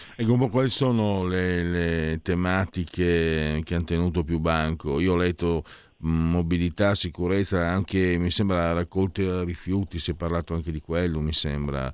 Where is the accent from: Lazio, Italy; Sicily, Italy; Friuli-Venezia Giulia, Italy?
Friuli-Venezia Giulia, Italy; now in Lombardy, Italy; vengo dal Friuli, insomma sono immigrato